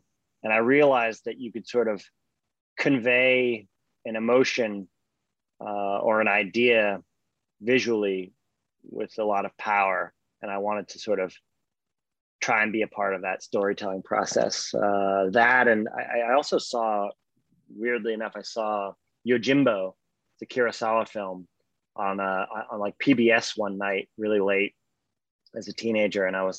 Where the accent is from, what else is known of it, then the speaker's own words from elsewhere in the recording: Hawaii, United States; also born or lived in Australia; I grew up in Hawaii and Australia, and we can get into that.